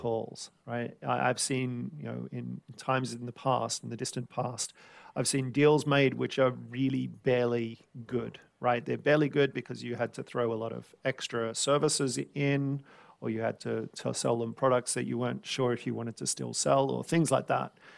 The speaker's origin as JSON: {"language": "English", "town": "Sydney", "region": "New South Wales", "country": "Australia", "tie": "born or raised there", "moved": "yes", "lives_now": "London, United Kingdom", "said": "growing up around Sydney"}